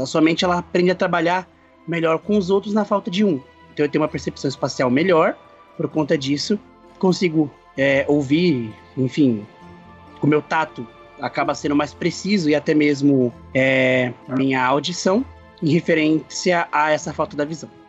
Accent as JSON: {"language": "Portuguese", "region": "São Paulo", "country": "Brazil", "said": "Eu sou de São Paulo"}